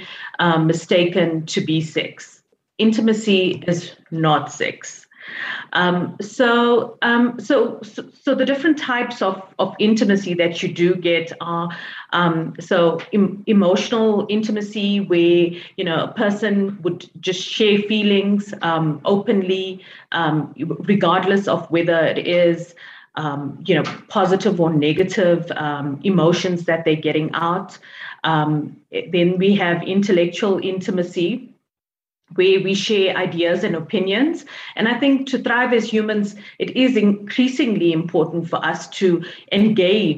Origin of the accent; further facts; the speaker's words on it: South Africa; I'm from South Africa